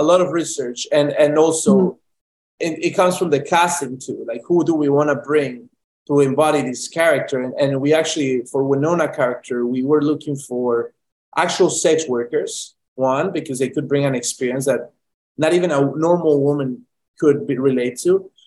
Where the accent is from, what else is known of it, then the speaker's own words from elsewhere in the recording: Medellín, Antioquia, Colombia; moved away; I'm from Medellin, Colombia, born and raised